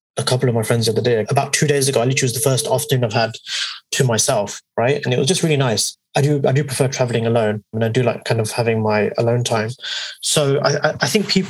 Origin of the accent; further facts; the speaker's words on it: Hounslow, London, United Kingdom; we say we're from Hounslow